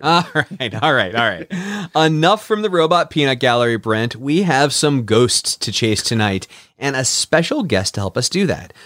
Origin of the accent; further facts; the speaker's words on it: Midwest, United States; also born or lived in Saint Louis; we're from the Midwest